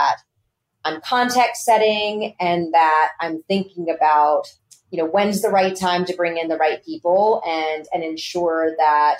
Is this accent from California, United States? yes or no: no; Texas, United States; I grew up in Texas in the 80s